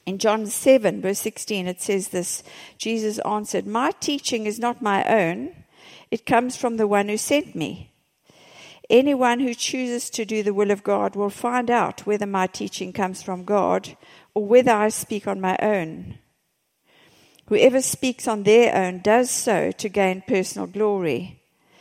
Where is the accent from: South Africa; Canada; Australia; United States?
South Africa; I'm from South Africa.